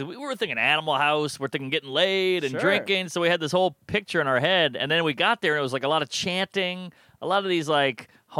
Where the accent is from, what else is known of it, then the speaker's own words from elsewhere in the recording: New York City, New York, United States; now in New Orleans, United States; I grew up in Brooklyn.